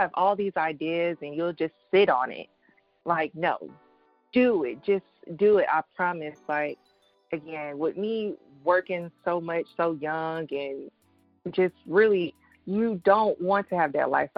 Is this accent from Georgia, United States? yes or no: yes; Atlanta, Georgia, United States; I was born and raised in Atlanta, Georgia